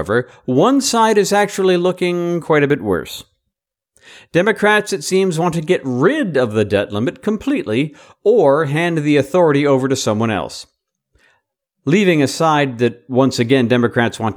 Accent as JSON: {"language": "English", "town": "Atlanta", "region": "Georgia", "country": "United States", "tie": "born or raised there", "said": "my hometown boys, the Atlanta Braves"}